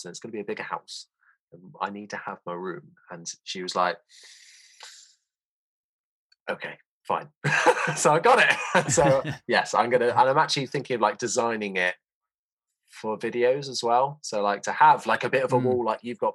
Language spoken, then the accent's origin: English; Somerset, South West England, United Kingdom; Born and bred in Somerset, me